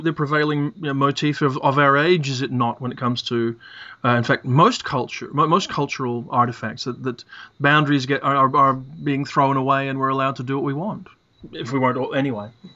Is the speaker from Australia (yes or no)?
yes; Perth, Western Australia, Australia; I was growing up in Perth, Western Australia, where in 1970 it was stinking hot